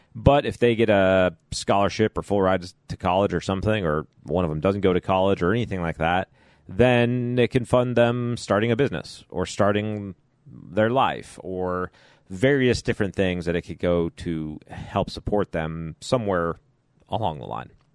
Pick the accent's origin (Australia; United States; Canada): United States; Chicago, Illinois; now in Kentucky, United States; having grown up in Chicago